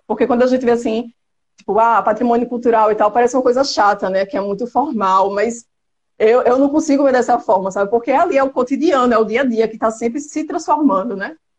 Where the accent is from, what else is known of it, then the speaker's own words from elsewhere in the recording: Penedo, Alagoas, Brazil; also born or lived in Maceió; Eu nasci em Maceió, mas morei em Penedo até os meus 14 anos de idade, então fui criada numa cidade histórica